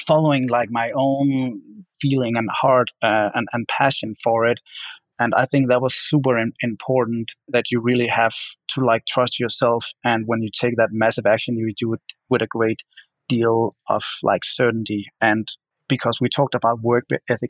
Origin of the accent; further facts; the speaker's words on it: Denmark; moved away as an adult; now in Los Angeles, United States; I only had like 1 year back in my home country, Denmark, doing my art